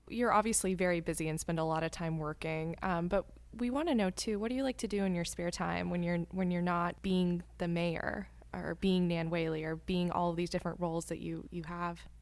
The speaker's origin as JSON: {"language": "English", "region": "Texas", "country": "United States", "tie": "born or raised there", "said": "I grew up in Texas, and my parents' back porch is probably my favorite place"}